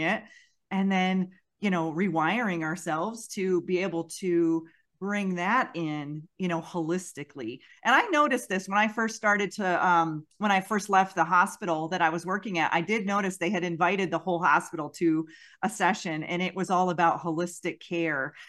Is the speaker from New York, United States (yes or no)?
yes; Western New York, United States; I grew up in Western New York, not far from that area